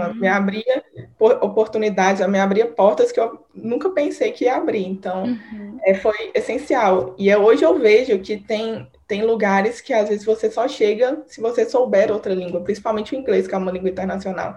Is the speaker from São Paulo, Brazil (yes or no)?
no; Divinópolis, Minas Gerais, Brazil; moved away as an adult; now in Belo Horizonte, Brazil; Eu sou naturalmente de Divinópolis, mas eu moro em BH tem uns seis anos.